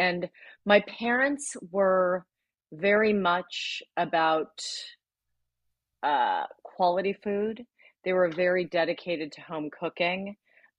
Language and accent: English; San Francisco, California, United States; moved away as an adult; now in Los Angeles, United States; I'm a California gal though, but I'm a transplant. I was born and raised in San Francisco. And I moved